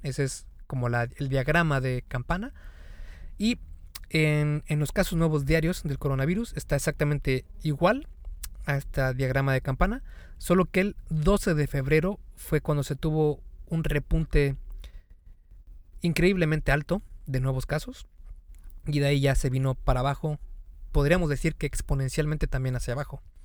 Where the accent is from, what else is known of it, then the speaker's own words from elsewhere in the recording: Mexico; En México, el país de donde yo soy